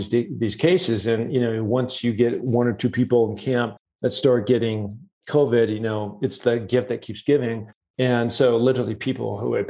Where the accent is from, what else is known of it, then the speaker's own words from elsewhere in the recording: Seattle, Washington, United States; I grew up in Seattle, Washington